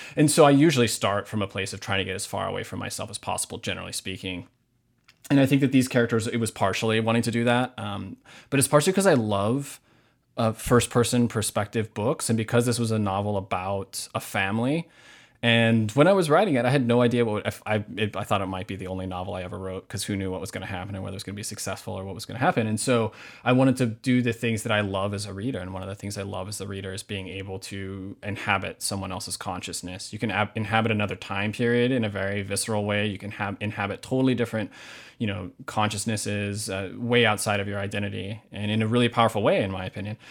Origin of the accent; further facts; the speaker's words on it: Hamakua coast, Big Island of Hawaii, United States; now in Minneapolis, United States; I was born and raised in Hawaii.